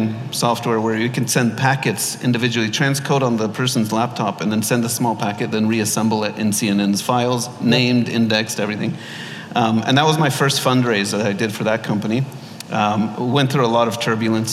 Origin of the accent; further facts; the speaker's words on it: Los Angeles, California, United States; moved away as an adult; now in Dubai, United Arab Emirates; My parents are Egyptian. I was born in Los Angeles. Lived there most of my life